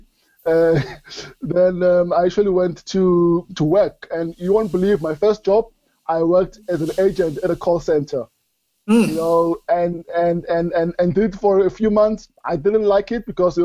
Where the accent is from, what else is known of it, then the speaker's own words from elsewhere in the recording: Springs, Gauteng, South Africa; I grew up in Springs.